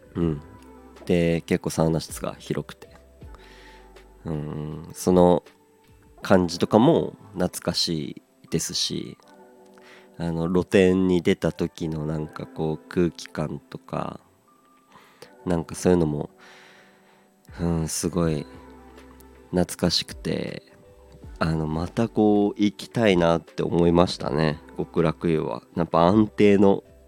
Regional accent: Aomori, Japan; moved away; also born or lived in Hachinohe; 僕の出身地でもあります、えー、青森

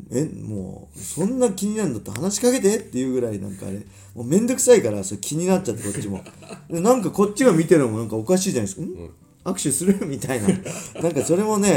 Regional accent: Inashiki, Ibaraki, Japan; 僕の地元生まれた茨城県稲敷市

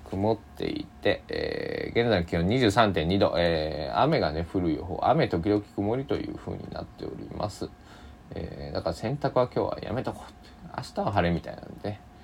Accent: Kochi, Japan; 僕の地元の高知県

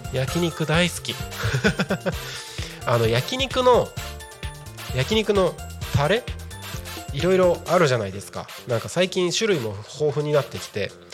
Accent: Takko, Aomori, Japan; moved away; 僕はですね地元が青森県の田子町

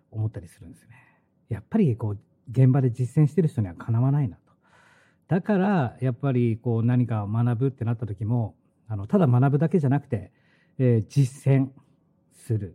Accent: Hokkaido, Japan; 俺は北海道生まれ、北海道育ち

